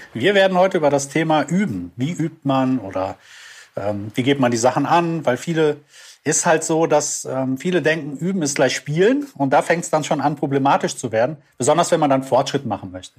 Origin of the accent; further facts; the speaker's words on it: Düsseldorf, North Rhine-Westphalia, Germany; ich komme aus Düsseldorf und äh, bin da Musiker